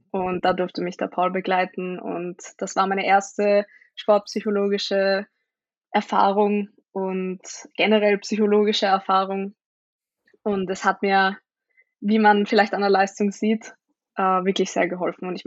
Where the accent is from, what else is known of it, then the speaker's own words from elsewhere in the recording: Vienna, Austria; vielleicht kennen mich ein paar Leute. Ich bin aus Österreich, aus Wien und ähm, genau. Ähm, ich bin 22